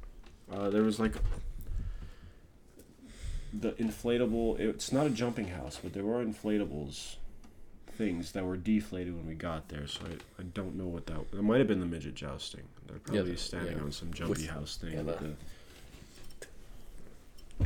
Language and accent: English; Hawaii, United States; I'm from Hawaii, and there's like green everywhere